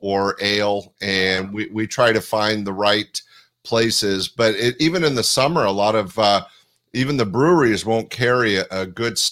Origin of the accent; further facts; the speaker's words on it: Northern California, United States; I was born and raised in Northern California